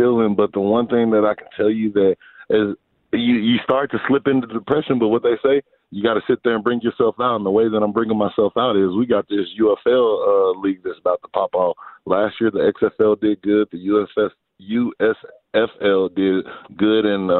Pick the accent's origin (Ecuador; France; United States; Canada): United States; Dallas, Texas; Yes, I'm from Dallas. I'm from the Dallas area